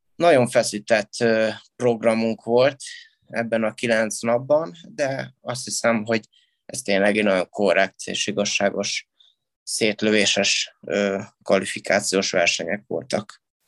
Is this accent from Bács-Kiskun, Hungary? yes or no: no; Miskolc, Borsod-Abaúj-Zemplén, Hungary; mert én Miskolci vagyok, méghozzá Diósgyőri gimnáziumban jártam